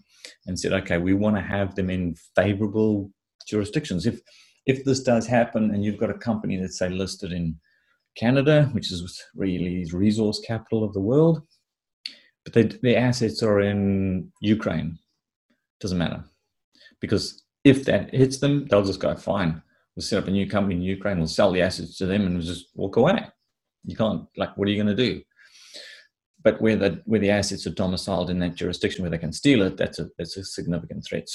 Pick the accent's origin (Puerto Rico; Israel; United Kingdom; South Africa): South Africa; I grew up in Africa. In South Africa in particular